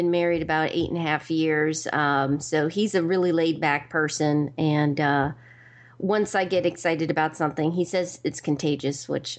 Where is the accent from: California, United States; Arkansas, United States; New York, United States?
New York, United States; born there; also born or lived in Georgia / Maryland / Virginia; now in Raleigh, United States; I consider myself an East Coast girl. I was born in New York, lived in Georgia, Maryland, Virginia, and now I'm in Raleigh, North Carolina.